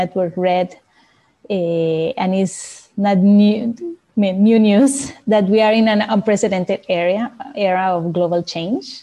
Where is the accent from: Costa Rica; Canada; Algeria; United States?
Costa Rica; I'm from Costa Rica, living in Costa Rica as well right now.